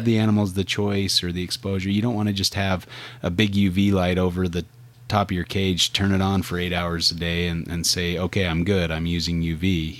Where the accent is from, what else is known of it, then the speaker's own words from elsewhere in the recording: Utah, United States; my home state of Utah